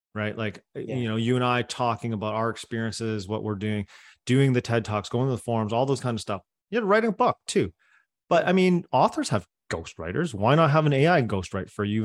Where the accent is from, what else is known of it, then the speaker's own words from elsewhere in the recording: Coquitlam, British Columbia, Canada; first language Cantonese; English is a second language; i grew up in coquitlam canada man a suburb of vancouver